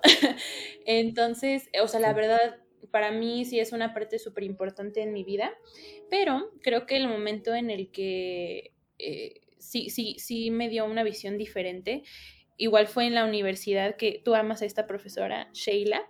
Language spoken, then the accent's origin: Spanish; Mexico